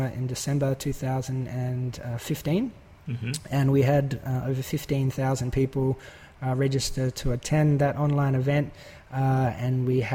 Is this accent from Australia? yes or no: yes; Australia; we're both Australian